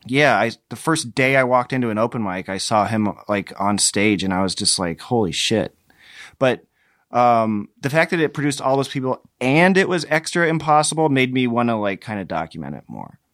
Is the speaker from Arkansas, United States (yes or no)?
no; Muscatine, Iowa, United States; I grew up in Muscatine